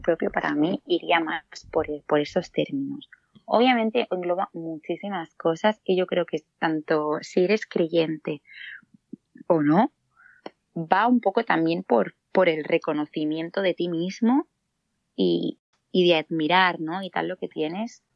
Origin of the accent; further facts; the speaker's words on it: Granollers, Catalonia, Spain; soy de Granollers